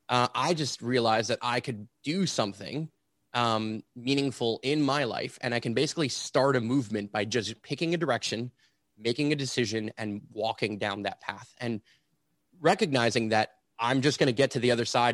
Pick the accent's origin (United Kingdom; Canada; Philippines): Canada; Montreal, Quebec; I'm here and born and raised in Montreal, Quebec, which is where I'm still based out